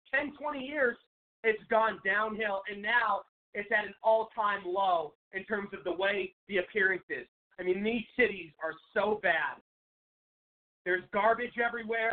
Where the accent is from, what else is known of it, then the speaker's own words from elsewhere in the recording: Seattle, Washington, United States; moved away as an adult; now in Arizona, United States; I'm from Seattle. I grew up there